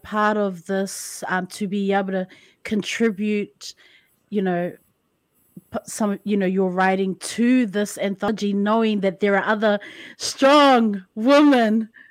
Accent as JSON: {"language": "English", "region": "Auckland", "country": "New Zealand", "said": "I'm from Auckland, very multicultural"}